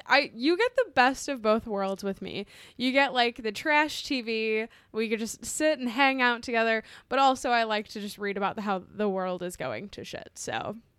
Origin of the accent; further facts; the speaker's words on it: Midwest, United States; we're from the Midwest